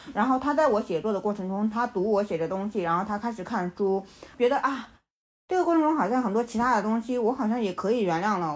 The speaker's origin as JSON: {"language": "Chinese", "town": "Shangnan", "region": "Shaanxi", "country": "China", "tie": "born or raised there", "moved": "yes", "lives_now": "Shenzhen, China", "said": "我们老家所在的那个陕西商南的那个地方"}